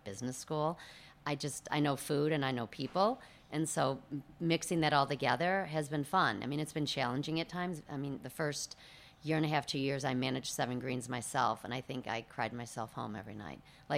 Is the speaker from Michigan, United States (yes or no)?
yes; Birmingham, Michigan, United States; Birmingham, Bloomfield